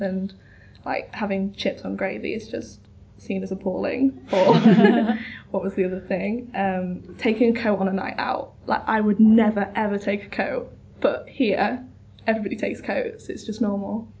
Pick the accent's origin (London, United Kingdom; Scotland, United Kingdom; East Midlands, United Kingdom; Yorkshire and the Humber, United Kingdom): Yorkshire and the Humber, United Kingdom; just outside of York; now in Bath, United Kingdom; I'm from just outside of York